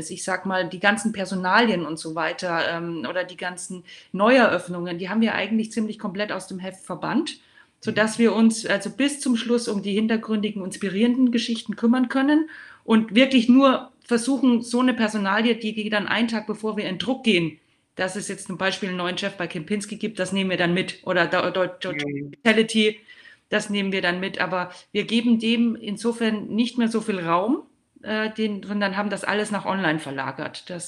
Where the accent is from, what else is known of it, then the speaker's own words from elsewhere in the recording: Würzburg, Bavaria, Germany; und herzliche Grüße in meine Heimat an Christoph Unkel nach Würzburg.